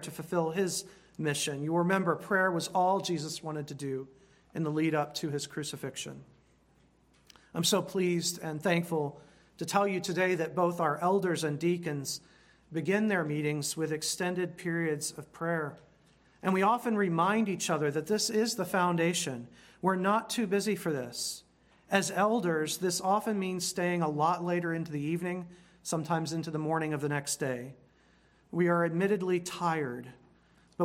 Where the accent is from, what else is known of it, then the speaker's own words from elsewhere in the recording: United States; Being an American, which I am